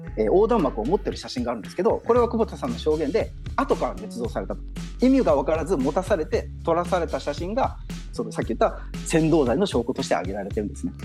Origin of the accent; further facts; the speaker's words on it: Japan; now in Myanmar; ミャンマーにいる日本人